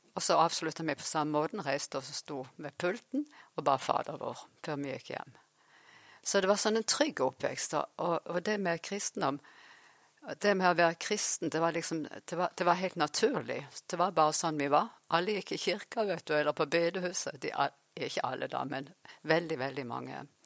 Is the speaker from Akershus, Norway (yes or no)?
no; Farsund, Agder, Norway; also born or lived in Vanse / Oslo / Sandnes / Uppsala; jeg har vokst opp faktisk her i Farsund, så nå er jeg tilbake igjen i Farsund.